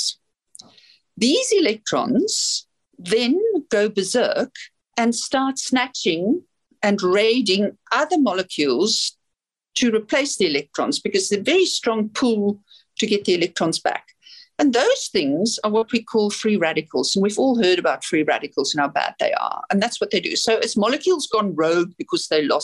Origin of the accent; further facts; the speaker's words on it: South Africa; now in New Zealand; I'm from South Africa